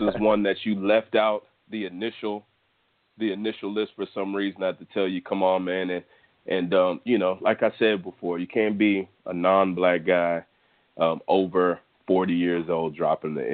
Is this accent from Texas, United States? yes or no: yes; Texas, United States; I'm from Texas